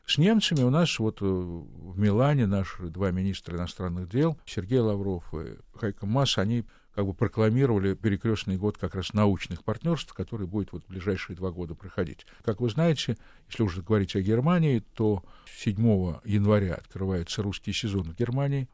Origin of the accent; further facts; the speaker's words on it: Kyrgyzstan; moved away; я родом из Киргизии